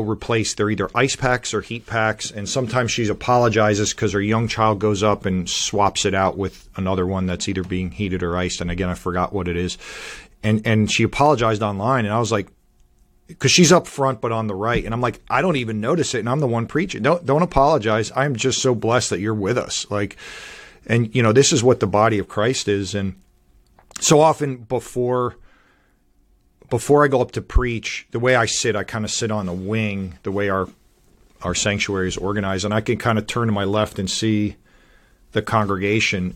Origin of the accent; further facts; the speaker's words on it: Miami, Florida, United States; moved away as an adult; also born or lived in Northeast United States; now in North Carolina, United States; I grew up in Miami, Florida, I went to school in, in Hollywood, Florida